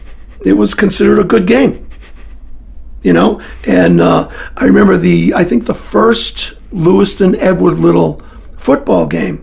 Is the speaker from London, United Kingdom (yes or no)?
no; Scotland, United Kingdom; Yeah, I'm Scottish.